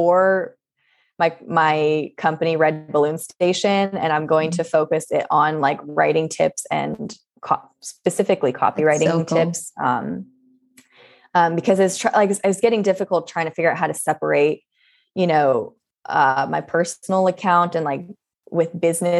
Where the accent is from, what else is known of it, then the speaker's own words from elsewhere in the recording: Southern California, United States; growing up in Southern California